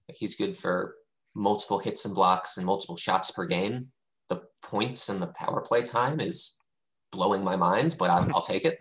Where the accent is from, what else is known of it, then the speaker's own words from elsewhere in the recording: D.C., District of Columbia, United States; now in Seattle, United States; I grew up outside of Washington, D.C.